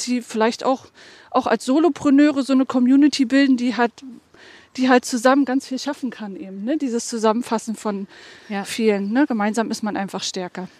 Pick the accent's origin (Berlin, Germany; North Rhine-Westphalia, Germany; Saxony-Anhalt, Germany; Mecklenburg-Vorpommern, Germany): Mecklenburg-Vorpommern, Germany; moved away; nach der Rückkehr nach Mecklenburg-Vorpommern